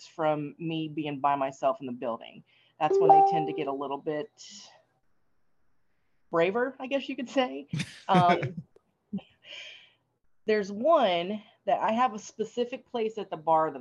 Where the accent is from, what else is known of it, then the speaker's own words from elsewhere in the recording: Tennessee, United States; I grew up in Tennessee around a lot of, you know, superstitious people